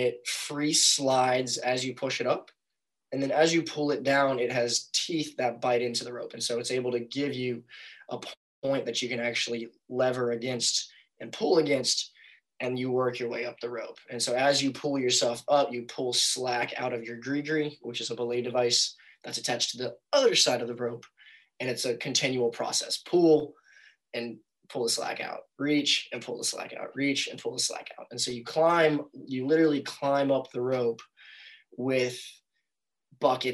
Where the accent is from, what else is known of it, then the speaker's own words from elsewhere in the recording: North Carolina, United States; I grew up in North Carolina